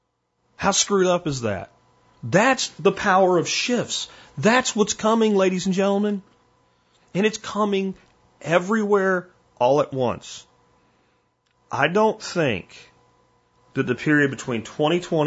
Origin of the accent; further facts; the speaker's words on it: Pennsylvania, United States; I'm from Pennsylvania